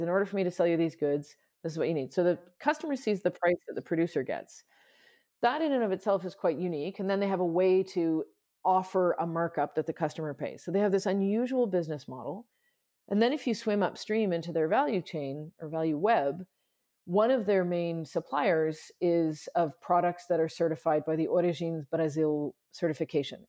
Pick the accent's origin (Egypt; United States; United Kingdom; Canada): Canada; I'm Canadian